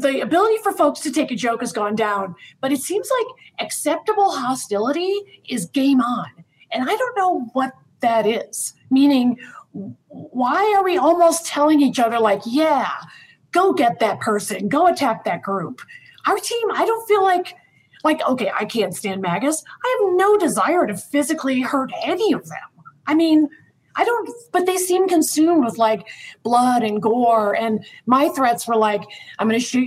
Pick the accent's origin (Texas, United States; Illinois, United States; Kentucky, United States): Illinois, United States; I grew up in Illinois